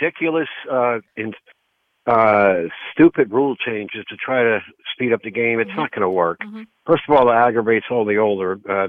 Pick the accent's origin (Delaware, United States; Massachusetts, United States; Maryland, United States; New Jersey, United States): New Jersey, United States; Summit; Well, I grew up in Summit, and there was a lot of nice fields there.